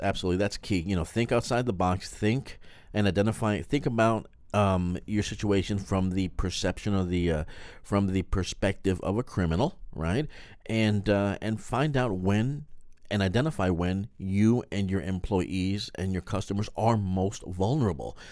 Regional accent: New York, United States; being from a big city

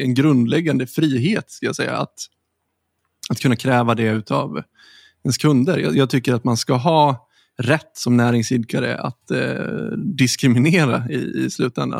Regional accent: Sweden; som svenskar

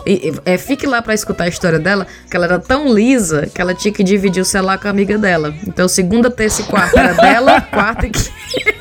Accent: Ceará, Brazil; moved away as an adult; now in England, United Kingdom; somos cinco cearenses que saíram do Ceará e foram morar na Inglaterra

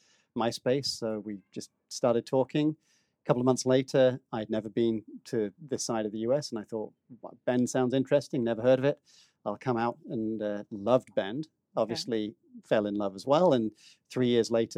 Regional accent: Northampton, East Midlands, United Kingdom; moved away as an adult; now in United States; Born in Northampton in the U.K. So I lived in England for the first 29 years.

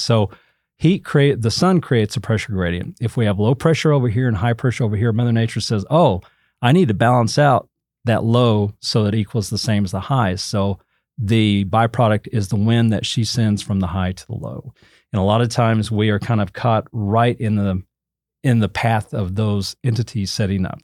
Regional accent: Enid, Oklahoma, United States; also born or lived in Childress, Texas; now in Amarillo, United States; I was actually born in Amarillo back in nineteen sixty-two. I grew up in Oklahoma, in the town of Enid, Oklahoma

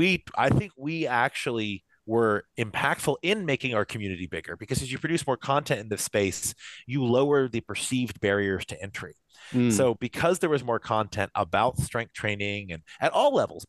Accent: Kentucky, United States; moved away; I am from Kentucky originally

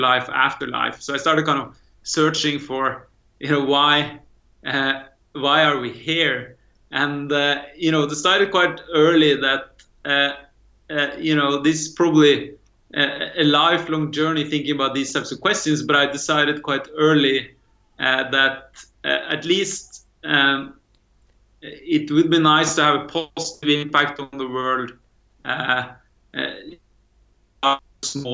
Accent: Norway; I actually grew up in the farmland of Norway

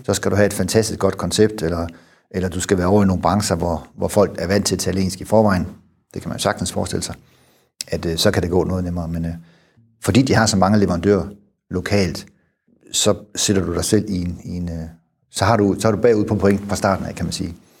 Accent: Denmark; moved away; also born or lived in Germany

